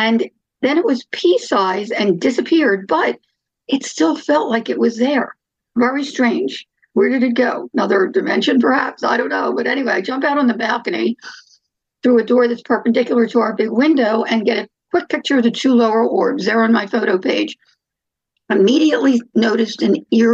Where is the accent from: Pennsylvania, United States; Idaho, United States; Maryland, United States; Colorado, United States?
Pennsylvania, United States; Philadelphia; now in Phoenix, United States; We were both born and raised in Philadelphia. We moved out here in 1980.